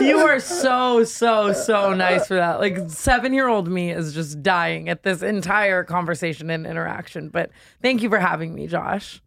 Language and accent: English; Las Vegas, Nevada, United States; moved away; I grew up in Vegas, which is why I'm insane